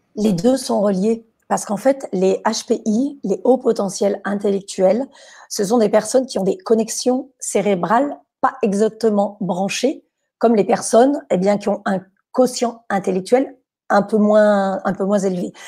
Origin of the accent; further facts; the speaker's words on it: France; Chez nous, en France, on a des cours d'improvisation